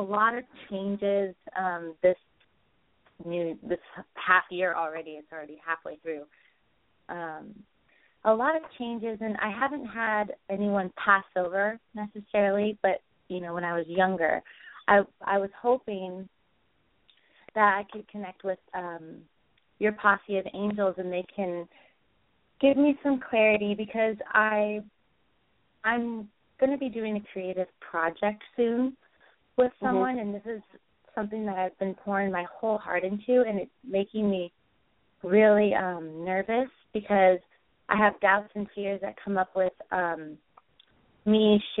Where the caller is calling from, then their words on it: California, United States; I'm calling from California, Bay Area.